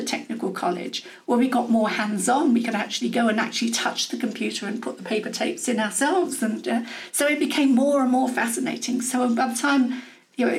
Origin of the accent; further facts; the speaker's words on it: Medway, South East England, United Kingdom; moved away as an adult; also born or lived in Ilford, Essex / Manchester; I did the rest of my growing up in the Medway Towns, which is on the north coast of Kent